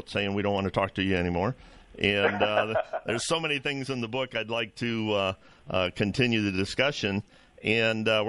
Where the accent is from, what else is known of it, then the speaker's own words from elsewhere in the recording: Ohio, United States; in my home state, Ohio. I'm based in Ohio.